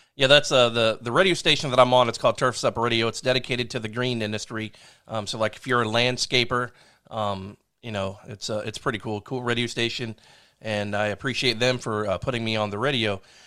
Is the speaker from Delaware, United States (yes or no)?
yes; Delaware, United States; I'm from Delaware